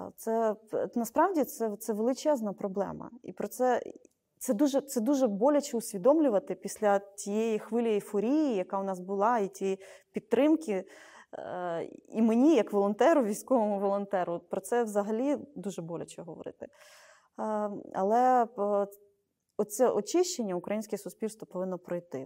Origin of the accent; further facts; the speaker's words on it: Zhytomyr, Zhytomyr Oblast, Ukraine; з мого рідного Житомира